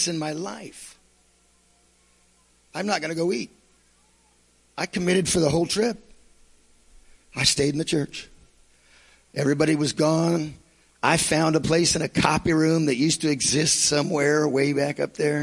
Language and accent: English; United States; I'm from Washington.